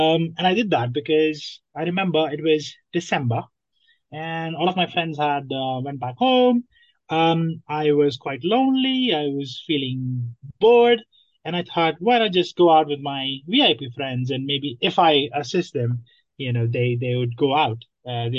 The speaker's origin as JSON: {"language": "English", "country": "Nepal", "moved": "as an adult", "lives_now": "London, United Kingdom", "said": "I am originally from Nepal. I came to London 5 years ago as a student."}